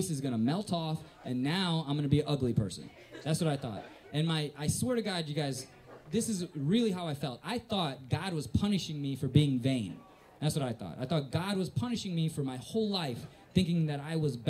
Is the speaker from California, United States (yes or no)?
no; Northwest Indiana, United States; also born or lived in South Korea; I'm from Northwest Indiana